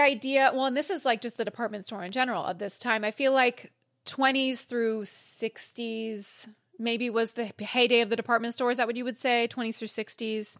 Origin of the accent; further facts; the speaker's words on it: California, United States; I'm a Cali girl